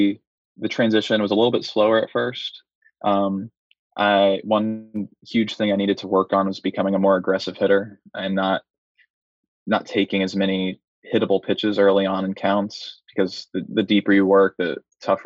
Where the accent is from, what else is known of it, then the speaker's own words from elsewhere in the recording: Gainesville, Florida, United States; moved away; go back to Gainesville and play in my hometown in front of my family